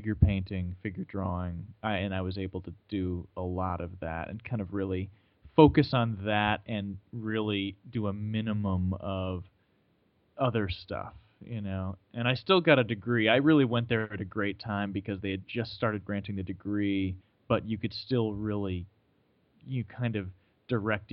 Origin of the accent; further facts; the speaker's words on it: Vermont, United States; now in Connecticut, United States; I grew up in Vermont